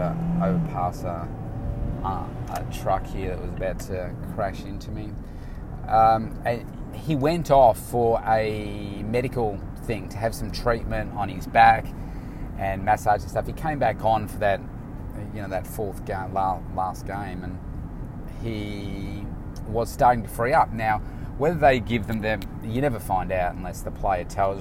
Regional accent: Melbourne, Victoria, Australia; it's in, you know, my hometown

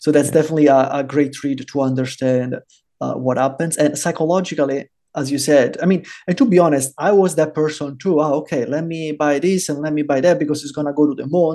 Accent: Rome, Lazio, Italy; moved away as an adult; also born or lived in Germany / Norway / Florida, United States / Portugal; now in El Salvador; i was born and raised in rome

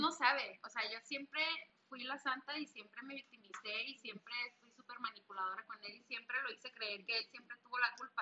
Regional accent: northern Mexico, Mexico; somos norteñas

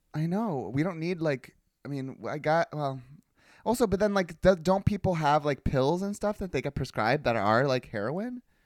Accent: California, United States; growing up in California

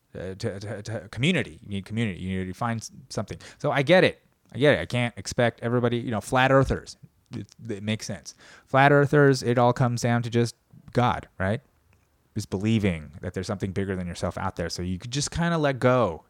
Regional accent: United States; as an American of Korean descent

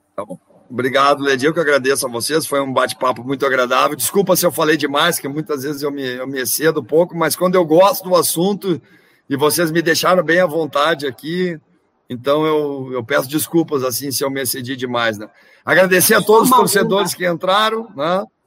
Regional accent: South Region, Brazil; moved away; nós que viemos lá do Sul

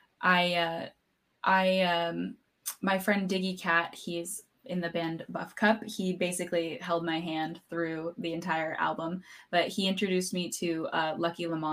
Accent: Los Angeles, California, United States; now in Seattle, United States; I grew up around

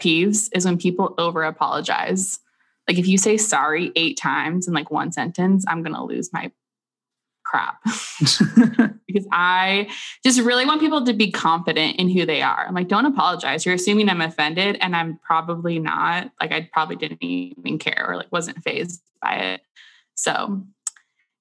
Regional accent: Renton, Washington, United States; I am from Renton, Washington, which, if you don't know where that is, it's basically Seattle

